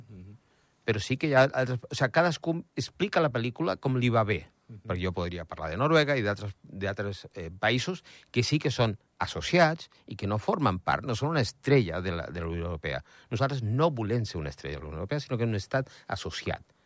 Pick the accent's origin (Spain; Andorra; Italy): Andorra; sóc andorrà a Espanya